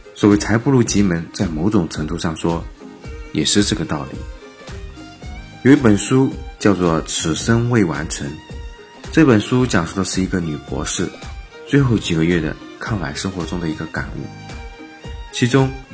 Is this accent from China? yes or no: yes; China; 都说我们中国人聪明。因为我们是最会投机取巧的民族